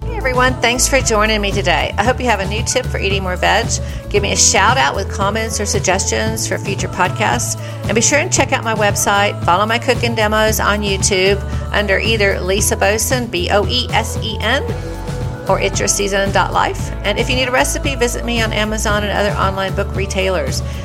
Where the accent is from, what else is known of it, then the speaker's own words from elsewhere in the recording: the South, United States; I grew up in the South